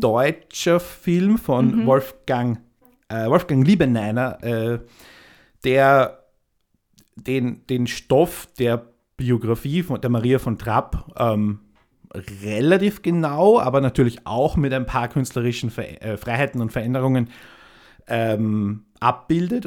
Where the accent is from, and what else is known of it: Austria